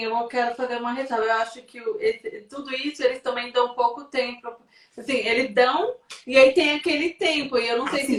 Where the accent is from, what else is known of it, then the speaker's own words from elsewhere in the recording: São Paulo, Brazil; now in Portugal; eu sou paulista, eu nasci em São Paulo